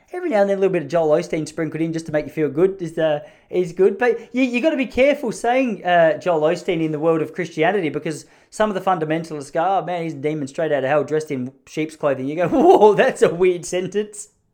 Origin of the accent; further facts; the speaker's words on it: Victoria, Australia; I've been such a passionate and proud Victorian, such a passionate Australian